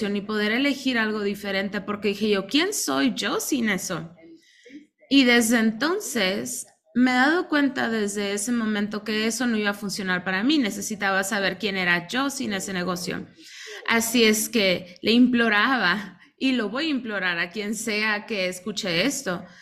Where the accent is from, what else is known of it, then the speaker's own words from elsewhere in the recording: Mexico; now in Spain; recuerdo que cuando vine a España, yo soy mexicana y llegué hace 26 años